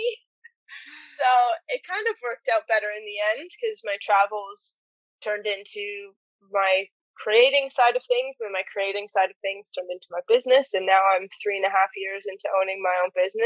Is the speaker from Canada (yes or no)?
yes; Niagara Falls, Ontario, Canada; moved away as an adult; also born or lived in Alberta / British Columbia / Western Australia; now in Australia; I was born and raised in Niagara Falls in Ontario